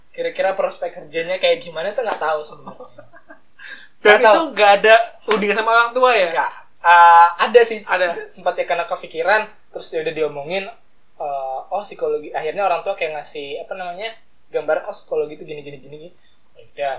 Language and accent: Indonesian; Mataram, West Nusa Tenggara, Indonesia; moved away as an adult; also born or lived in Semarang